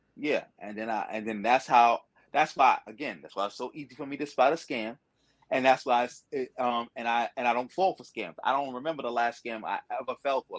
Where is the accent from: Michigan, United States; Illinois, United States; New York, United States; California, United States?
New York, United States; New York City; growing up in Brooklyn